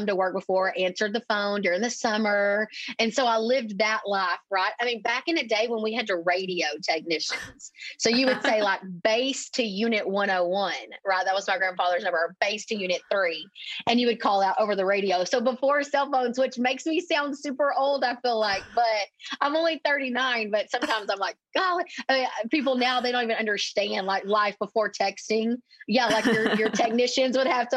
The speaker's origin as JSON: {"language": "English", "region": "East Texas", "country": "United States", "tie": "born or raised there", "said": "So I'm a little East Texas town here, if you couldn't tell by my accent, but basically I grew up in this business"}